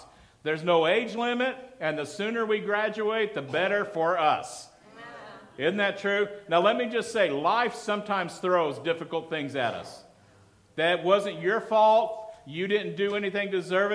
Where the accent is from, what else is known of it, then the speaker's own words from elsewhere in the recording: Midland, Texas, United States; moved away as an adult; also born or lived in Denver, Colorado; I grew up in Midland, Texas